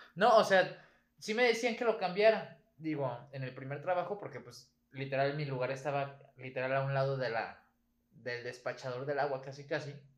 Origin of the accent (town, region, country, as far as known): Mexico